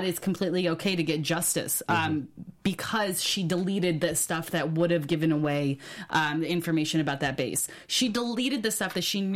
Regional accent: Upstate New York, United States; Upstate New York. My hometown

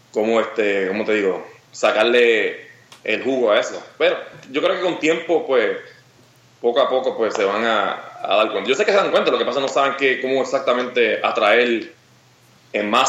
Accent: Peru; now in United States; Ah, de Perú.

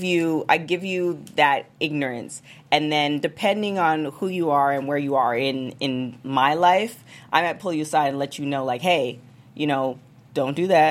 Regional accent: Canada; moved away; I'm from Canada.

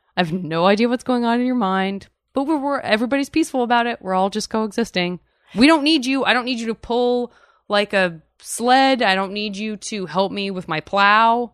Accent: Arizona, United States; now in California, United States; I'm from Arizona

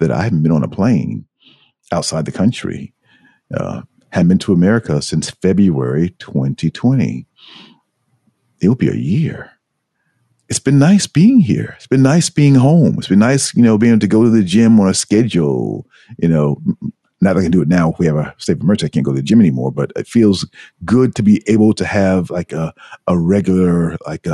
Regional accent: United States; moved away as an adult; also born or lived in New York City; now in Tokyo, Japan; as an American

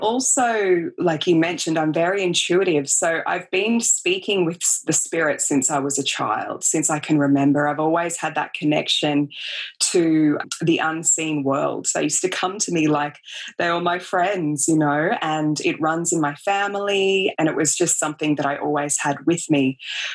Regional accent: Australia; I grew up in Australia. I grew up, you know, on the beach basically and making cubby houses in the bush.

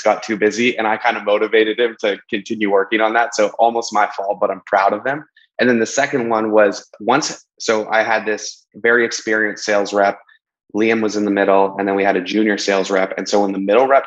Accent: Canadian in British Columbia, Canada; I'm just Canadian in British Columbia

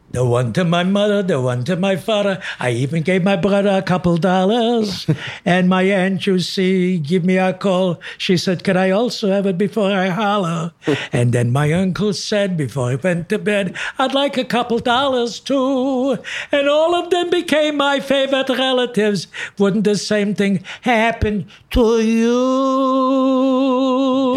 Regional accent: Chicago, Illinois, United States; moved away; I was from Chicago

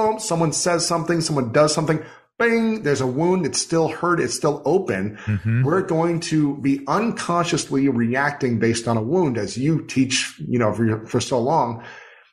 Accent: Ohio, United States; growing up in Ohio

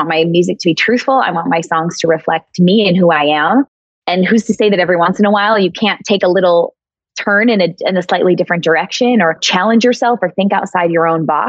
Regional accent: Minnesota, United States; also born or lived in New York; now in Nashville, United States; I'm originally from Minnesota, spent 15 years in New York, just moved here to Nashville 2 years ago

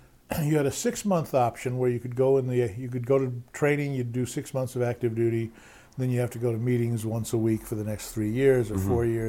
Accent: New York City, New York, United States; New York City.

